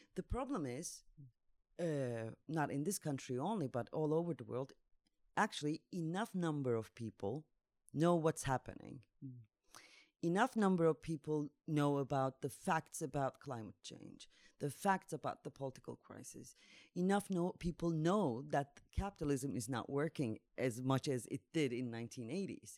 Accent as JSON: {"language": "English", "country": "Turkey", "moved": "as an adult", "lives_now": "Zagreb, Croatia", "said": "I'm from Turkey. Uh, since 2016, I'm in uh, Zagreb"}